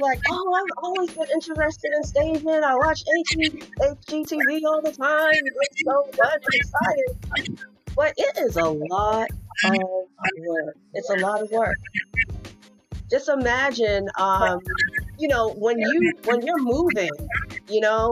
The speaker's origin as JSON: {"language": "English", "town": "Boston", "region": "Massachusetts", "country": "United States", "moved": "yes", "lives_now": "North Carolina, United States", "said": "I am from Boston"}